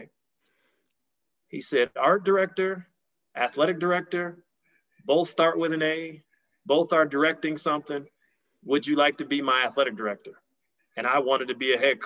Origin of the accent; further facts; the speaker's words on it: Milwaukee, Wisconsin, United States; I grew up in Milwaukee, Wisconsin, and was an avid sports fan